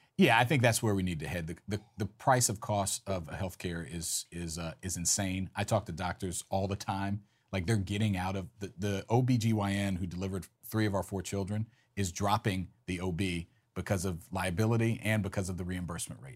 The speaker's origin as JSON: {"language": "English", "region": "Maryland", "country": "United States", "tie": "born or raised there", "said": "I'm homegrown. Look, born and raised in Maryland"}